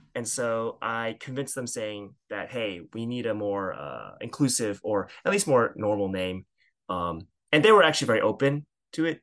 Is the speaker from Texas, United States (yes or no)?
no; suburbs of New York, United States; I grew up in the Chinese church, uh, at a Christian Missionary Alliance church, uh, in the suburbs of New York.